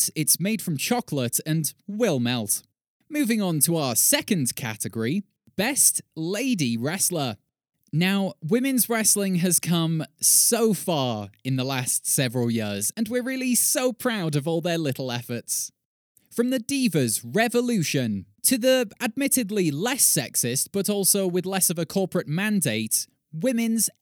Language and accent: English; United Kingdom; I'm British.